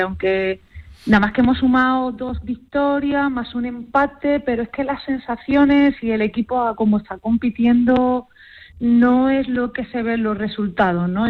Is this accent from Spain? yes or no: yes; Málaga, Andalusia, Spain; moved away as an adult; also born or lived in Canada / United States; now in Huesca, Spain; vengo del sur. Yo, a ver, soy malagueña